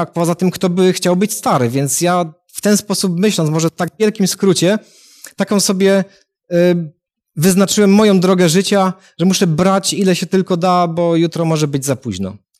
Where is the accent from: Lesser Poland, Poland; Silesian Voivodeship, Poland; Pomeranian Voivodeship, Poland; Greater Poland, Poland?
Silesian Voivodeship, Poland; Katowice; jestem z Katowic